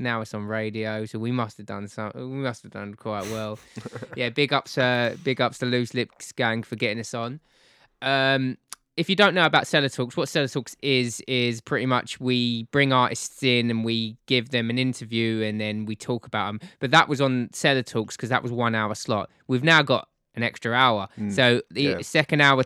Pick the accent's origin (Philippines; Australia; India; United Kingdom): United Kingdom; Bristol, South West England; we're from Bristol